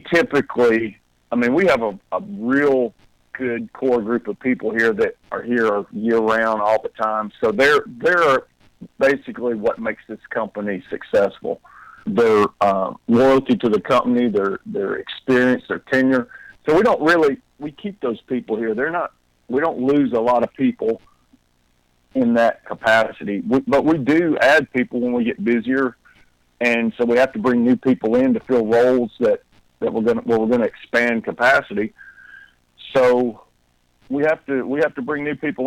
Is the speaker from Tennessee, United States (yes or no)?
yes; Tennessee, United States; now in Athens, United States; I grew up in Tennessee, so I was accustomed to snow